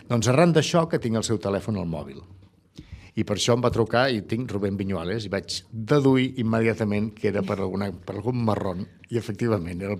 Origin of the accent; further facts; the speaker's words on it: Tarragona, Catalonia, Spain; jo sóc tarragoní, jo sé el que vol dir